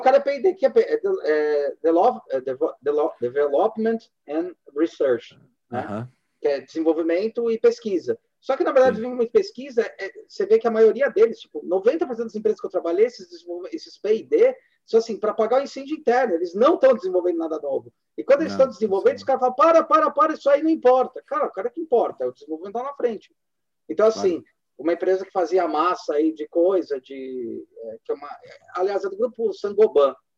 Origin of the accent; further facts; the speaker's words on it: Brazil; como brasileiro